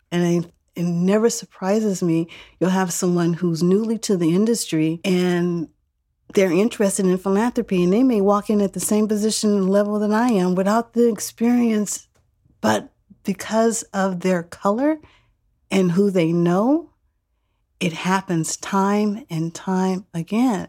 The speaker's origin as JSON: {"language": "English", "town": "Oakland", "region": "California", "country": "United States", "tie": "born or raised there", "said": "I grew up here in Oakland. East Oakland"}